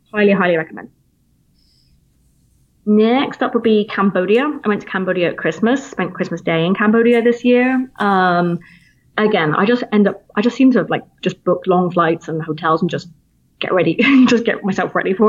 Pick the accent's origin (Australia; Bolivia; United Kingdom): United Kingdom; Plymouth, South West England; accent: British; moved away as an adult; now in United States; I'm from Plymouth originally, which is in the southwest coastline